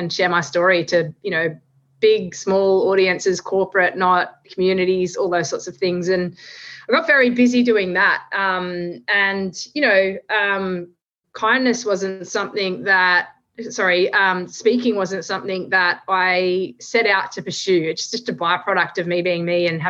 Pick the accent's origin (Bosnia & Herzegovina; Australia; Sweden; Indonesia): Australia; I'm an Australian